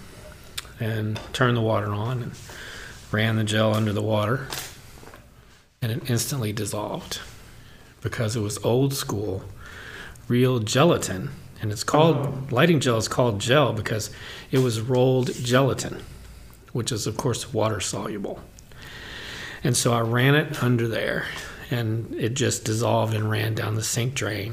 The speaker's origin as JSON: {"language": "English", "town": "Louisville", "region": "Kentucky", "country": "United States", "moved": "yes", "said": "I'm from Louisville. I've never been to Actors Theater because when I was living there"}